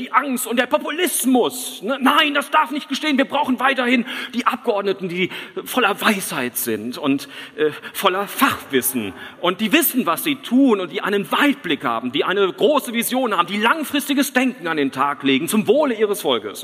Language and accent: German; Switzerland; ich komme aus der Schweiz